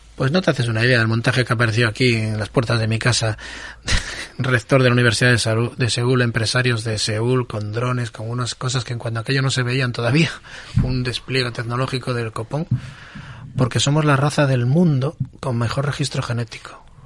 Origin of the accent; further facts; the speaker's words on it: Asturias, Spain; nosotros somos personas que criamos gochos, que somos asturianos, que estamos muy orgullosos de ser asturianos